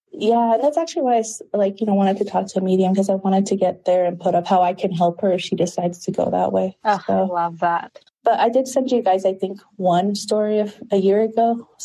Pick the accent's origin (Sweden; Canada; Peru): Peru; born there; and I was born in Peru, but I just, yeah.